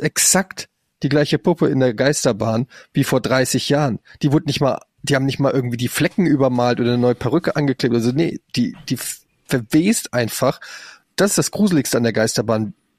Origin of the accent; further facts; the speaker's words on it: Frankfurt, Hesse, Germany; now in Hamburg, Germany; Also ich bin in Frankfurt aufgewachsen